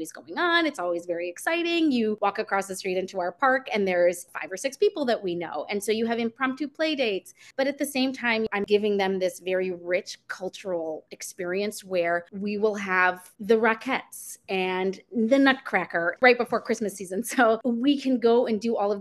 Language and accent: English; Chicago, Illinois, United States; moved away as an adult; now in New York City, United States; I grew up in the sort of suburbs of Chicago